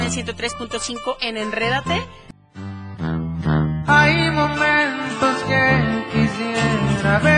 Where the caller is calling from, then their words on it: Zacapu, Michoacán, Mexico; Desde Zacapu